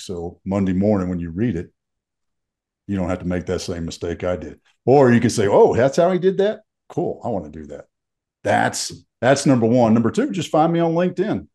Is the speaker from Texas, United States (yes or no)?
yes; Fort Worth, Texas, United States; moved away as an adult; also born or lived in Fairbanks, Alaska; now in Colorado, United States; So I grew up in Texas